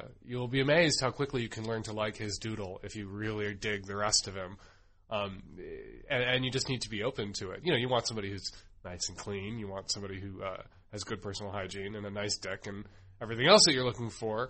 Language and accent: English; United States; I grew up in the United States